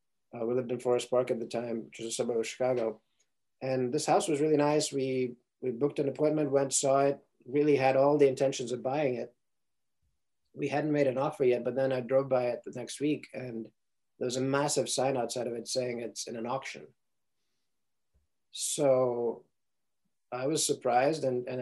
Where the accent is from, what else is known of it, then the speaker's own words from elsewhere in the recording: Ukraine; English is a second language; also born or lived in Sierra Leone; now in United States; first of all, I didn't grow up in the United States, right? So I grew up in Ukraine and Sierra Leone, West Africa.